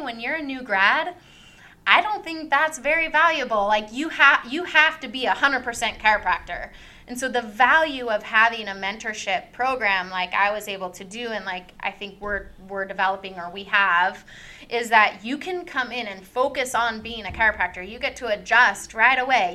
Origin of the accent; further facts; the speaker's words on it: Davenport, Washington, United States; moved away as an adult; also born or lived in California; I grew up in Davenport, small town